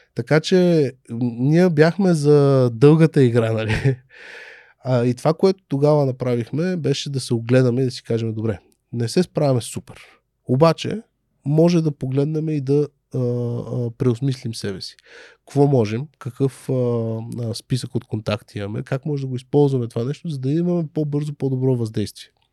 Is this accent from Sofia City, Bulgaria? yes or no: yes; Sofia, Sofia City, Bulgaria; аз съм отраснал в Люлин